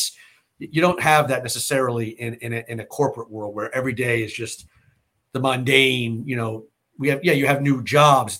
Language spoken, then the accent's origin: English; United States; growing up in America